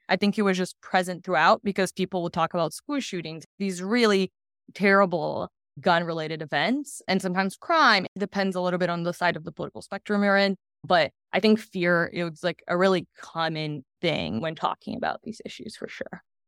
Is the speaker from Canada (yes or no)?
no; Brazil; moved away as an adult; now in United States; I'm originally from Brazil, and, um, have lived in the U S for the last ten years.